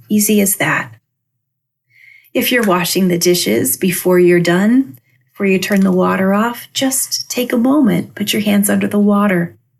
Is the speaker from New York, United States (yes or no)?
no; Albia, Iowa, United States; moved away; my hometown of Albia, Iowa, where I grew up